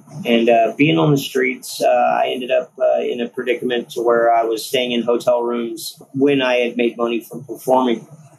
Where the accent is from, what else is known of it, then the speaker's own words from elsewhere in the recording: San Marcos, Texas, United States; moved away as an adult; also born or lived in Houston; now in Austin, United States; originally I'm from San Marcos.